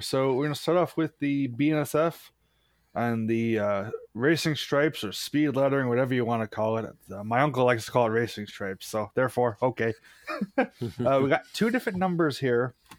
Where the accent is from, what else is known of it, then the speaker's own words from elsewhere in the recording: New York, United States; I'm from New York